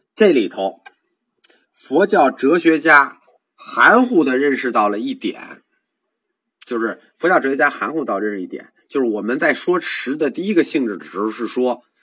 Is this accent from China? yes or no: yes; China; 我们中国人说名，说字